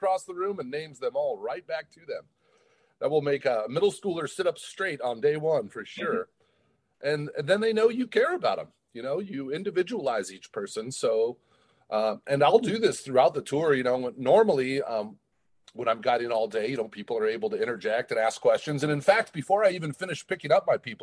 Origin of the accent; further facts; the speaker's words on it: Portland, Oregon, United States; I grew up in Portland